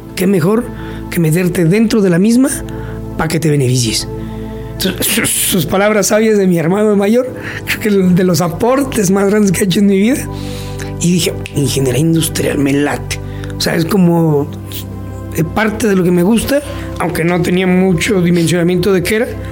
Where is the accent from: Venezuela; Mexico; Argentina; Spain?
Mexico; Huichapan, Hidalgo; oriundo de Huichapan, en el estado de Hidalgo